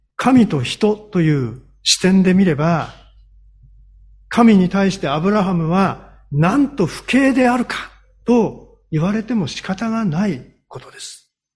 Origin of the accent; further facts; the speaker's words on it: Hokkaido, Japan; moved away; also born or lived in Honshu; 私は北海道の生まれですんでね、吹雪は、あの、しょっちゅう経験してるんですけれども、こちらに来て、こちらというか本州に移ってからですね